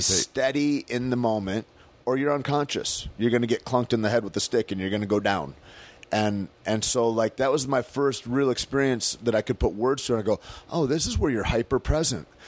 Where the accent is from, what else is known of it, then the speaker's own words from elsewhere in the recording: Michigan, United States; moved away; November 15th is such a big deal in my hometown